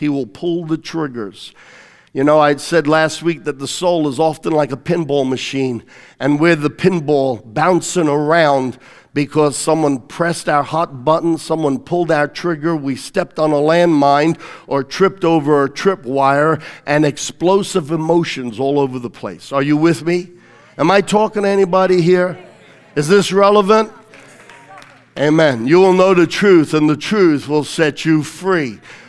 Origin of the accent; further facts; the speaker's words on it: Australia; Now, I'm telling you, I grew up in Australia, right? We had a ton of spiders.